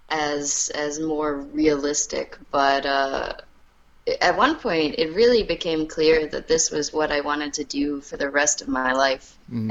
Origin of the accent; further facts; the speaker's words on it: New York City, New York, United States; I grew up in New York City